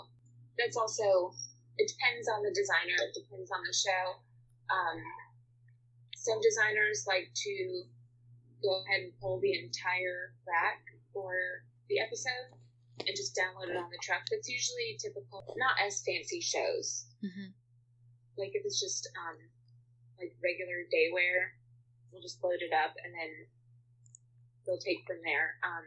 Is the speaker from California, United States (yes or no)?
no; New York, United States; now in Atlanta, United States; I'm actually originally from New York.